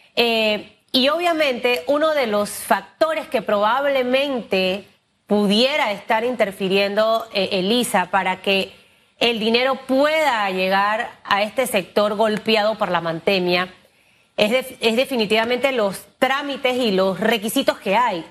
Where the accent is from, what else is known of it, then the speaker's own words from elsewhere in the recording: Panama; somos los panameños